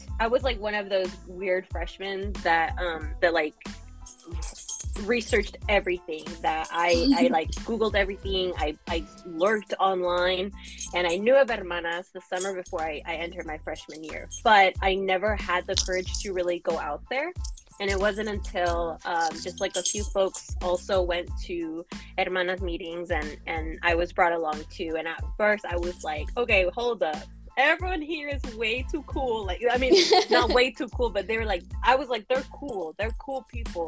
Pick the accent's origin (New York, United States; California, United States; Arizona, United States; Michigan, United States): California, United States; Bakersfield; English is a second language; also born or lived in Lima, Peru / Los Angeles; I am from Lima, Peru. That is part, very much part of my background and my history. So I was born there and I immigrated to the U.S. when I was quite young. And I have grown up in the Central Valley of California. So Bakersfield is where I grew up